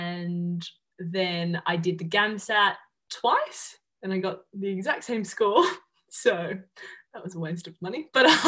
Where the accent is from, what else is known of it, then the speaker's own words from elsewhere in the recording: Melbourne, Victoria, Australia; moved away as an adult; now in Perth, Australia; I'm 22 years old. I'm originally from Melbourne and I just moved to Perth in January this year.